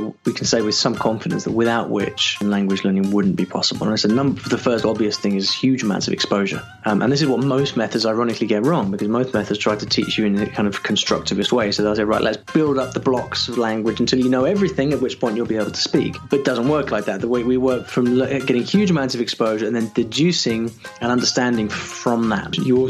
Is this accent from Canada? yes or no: no; United Kingdom; Sure. Okay, so hi everybody … I'm from the UK, although sometimes people think I'm Australian when they hear me talk.